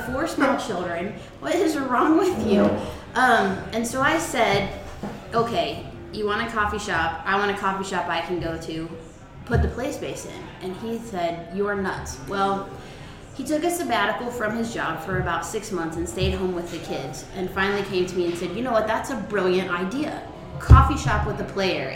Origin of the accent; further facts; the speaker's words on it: North Canton, Ohio, United States; I grew up here in North Canton, born and raised, and never really left